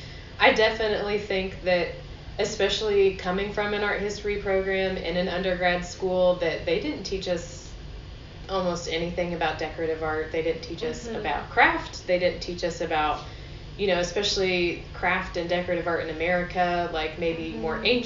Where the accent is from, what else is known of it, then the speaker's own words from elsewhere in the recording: the South, United States; at least myself growing up in the South, I was always taught that, you know, because we're in the backwoods and we're sort of more of a conservative area